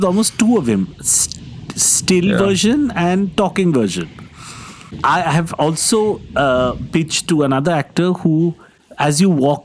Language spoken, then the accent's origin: English; Kolkata, West Bengal, India; now in United Kingdom; I grew up in Calcutta in the 1980s